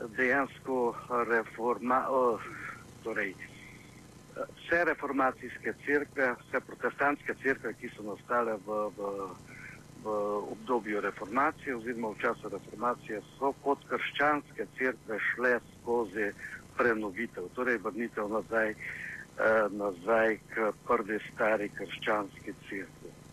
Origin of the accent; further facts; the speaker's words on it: Slovenia; Slovenci smo